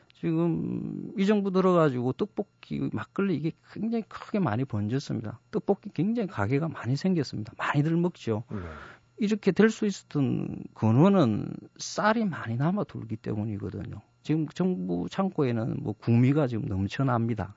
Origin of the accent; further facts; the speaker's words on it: Masan, South Gyeongsang, South Korea; moved away as an adult; now in Seoul, South Korea; 저는 마산에서 어린 시절을 고등학교까지 보냈습니다.